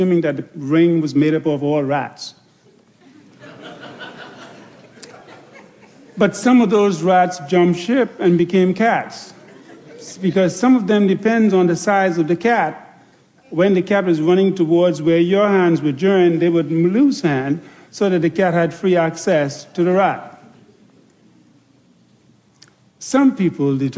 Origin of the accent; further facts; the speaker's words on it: Andros, Bahamas; growing up on Andros